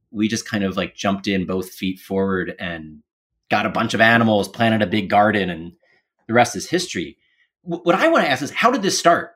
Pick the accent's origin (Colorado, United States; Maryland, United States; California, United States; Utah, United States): Maryland, United States; Baltimore; moved away; also born or lived in Capitol Hill, Washington, D.C.; I grew up in Baltimore